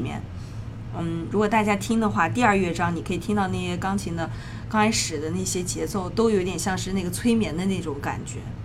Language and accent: Chinese; Shenzhen, Guangdong, China; now in New York, United States; 国内，我一直是在 哦 深深圳啊，对， 哦 学的琴